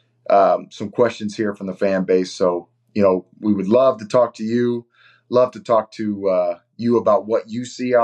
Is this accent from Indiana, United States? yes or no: yes; Indiana, United States; my home state, to represent Indiana